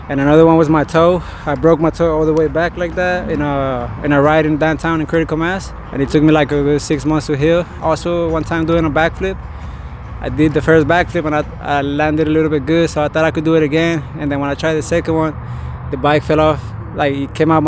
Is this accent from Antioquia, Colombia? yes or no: no; Bogotá, Bogotá Capital District, Colombia; moved away; I'm originally from Colombia, Bogota, Colombia, the capital